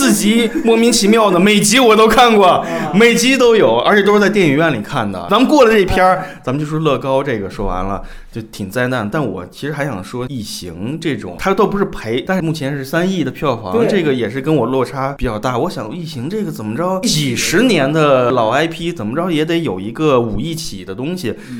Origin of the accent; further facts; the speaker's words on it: China; 我一年好累啊，我他妈特别的作为一个中国人好他妈苦难啊！